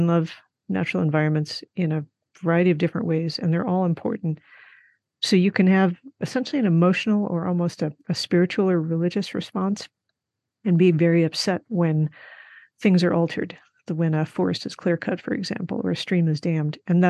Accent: Midwest, United States; also born or lived in Arizona / Colorado; And now that I have lived in Arizona and Colorado, the population density is getting closer to what I grew up with in the Midwest.

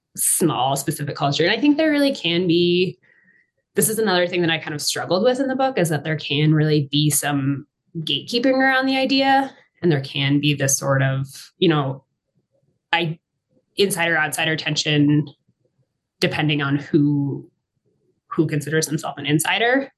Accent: Massachusetts, United States; moved away as an adult; also born or lived in Maine / Colorado; I grew up in Massachusetts. I'm from the East Coast

